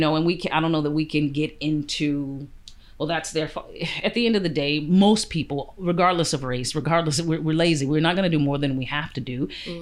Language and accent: English; United States; also born or lived in Canada; now in Vancouver, Canada; I'm Canadian and American, but I'm American born.